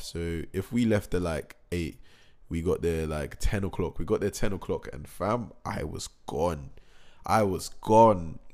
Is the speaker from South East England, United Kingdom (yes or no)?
yes; Reading, South East England, United Kingdom; Reading is my hometown